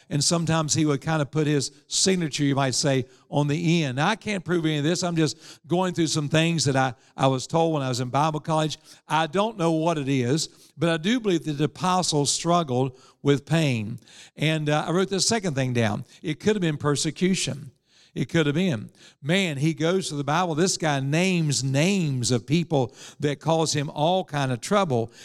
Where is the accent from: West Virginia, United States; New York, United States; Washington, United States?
West Virginia, United States; Evans; I was raised in Evans, West Virginia